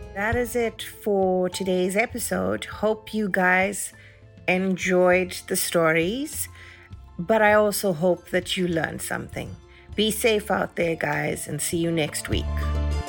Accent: South Africa; moved away; growing up in South Africa

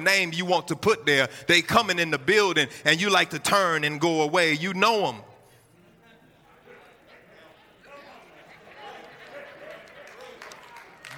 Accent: Houston, Texas, United States; also born or lived in Galveston, Texas / Port Arthur, Texas; I grew up half of my life in Houston, Texas, born and raised in Galveston, went down to Port Arthur. And around the middle school time frame, we moved to Houston, Texas

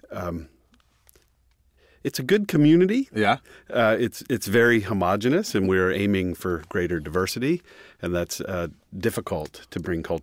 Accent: Pennsylvania, United States; now in Texas, United States; I I'm not from Texas. My four kids are extremely proud to be Texan. I'm from Central Pennsylvania. It's very rural

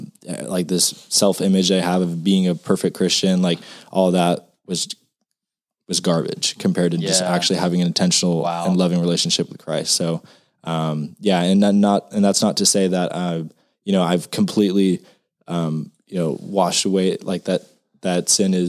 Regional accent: Madera, California, United States; moved away as an adult; now in Texas, United States; a little small town called Madera, California

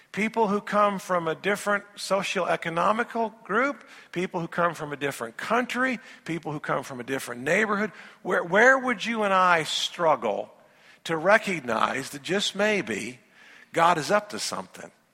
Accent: Indiana, United States; moved away as an adult; also born or lived in Louisville, Kentucky / Memphis, Tennessee; I, am a boy from Indiana, and it's kind of funny, even growing up in Indiana

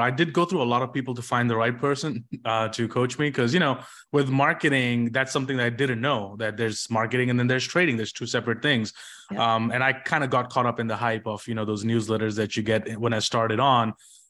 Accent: India; English is a second language; moved away; especially because I moved from India and it was a completely different country and everything for me.

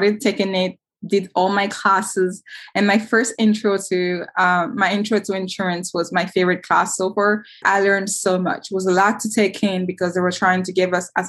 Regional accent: Guinea; now in Pennsylvania, United States; Growing up in Guinea, like in 2015

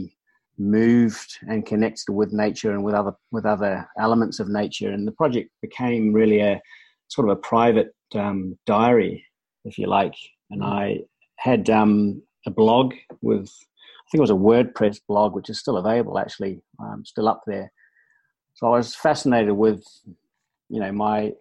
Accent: New Zealand; moved away as an adult; I grew up in New Zealand and sort of had a very active sort of outdoor sporting based upbringing

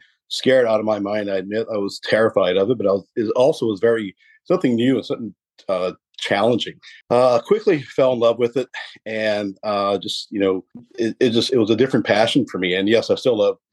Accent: Cut Off, Louisiana, United States; am from Cutoff, Louisiana, originally, way down there.

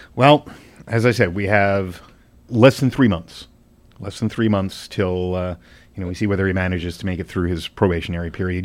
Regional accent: Edmonton, Alberta, Canada; I'm from Edmonton

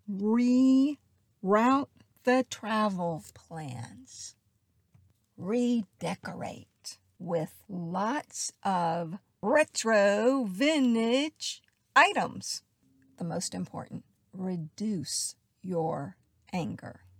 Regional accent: the South, United States; I was raised in the South. I know I don't really have the accent, it was beat out of me in acting school only when I get slightly emotionally upset

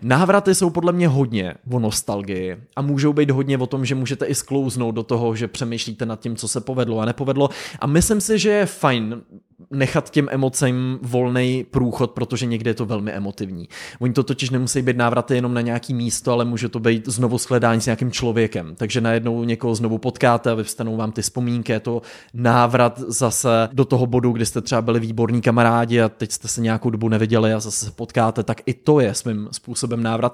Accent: Pardubice, Pardubice Region, Czechia; moved away; also born or lived in Los Angeles, United States; Jsem zpátky v Pardubicích, to znamená návrat zpátky nejen do České republiky z Ameriky, ale rovnou až do Pardubic, k úplným kořenům do mého rodiště

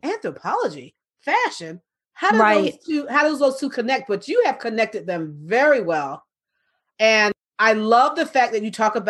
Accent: New York, United States; You know, I'm originally from New York.

